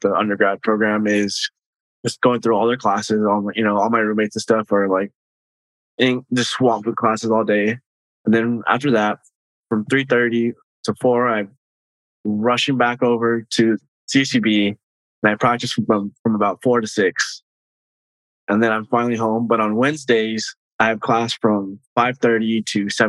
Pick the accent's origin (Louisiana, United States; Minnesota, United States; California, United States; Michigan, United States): California, United States; Bakersfield; I'm born and raised in Bakersfield